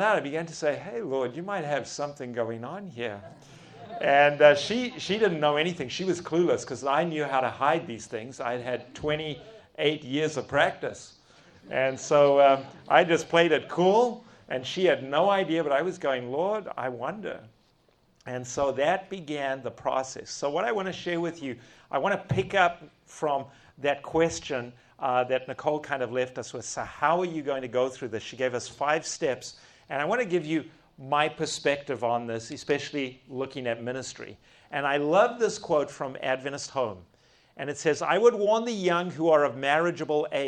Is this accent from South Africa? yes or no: yes; South Africa; accent: South African; I don't even have a Texan accent. It's a good South African accent